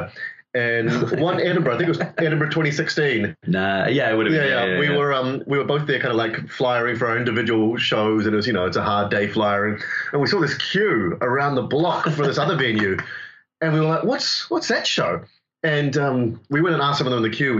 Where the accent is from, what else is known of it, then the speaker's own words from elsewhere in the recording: New Zealand; accent: Antipodean; now in London, United Kingdom; I am the Kiwi, so the Antipodean accent you can hear